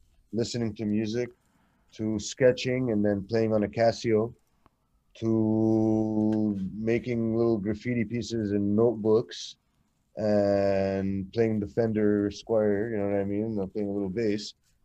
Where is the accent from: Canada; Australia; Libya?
Canada; Montreal, Quebec; also born or lived in Kuwait / Egypt / Lebanon; It's when I immigrated to Canada around the age of four